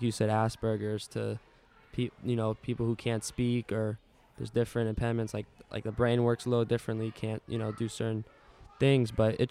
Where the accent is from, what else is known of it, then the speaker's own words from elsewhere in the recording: Maryland, United States; moved away; I was born in Maryland.